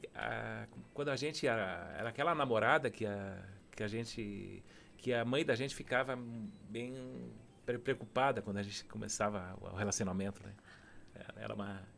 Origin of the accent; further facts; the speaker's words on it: Serra Gaúcha, Rio Grande do Sul, Brazil; sou do Rio Grande do Sul, da Serra Gaúcha